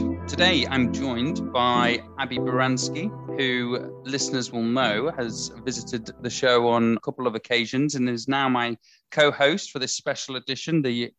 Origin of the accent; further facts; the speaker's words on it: Leeds, Yorkshire and the Humber, United Kingdom; listeners will know that I'm from Leeds.